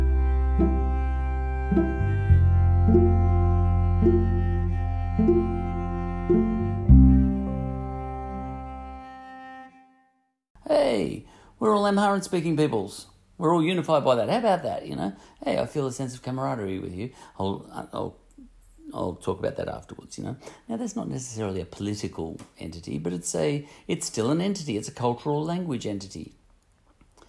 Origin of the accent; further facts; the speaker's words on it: Australia; I'm an Australian